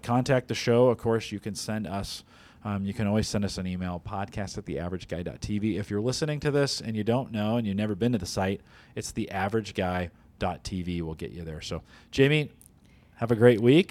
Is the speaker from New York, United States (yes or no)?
no; the Bay Area, California, United States; moved away; I grew up in the Bay Area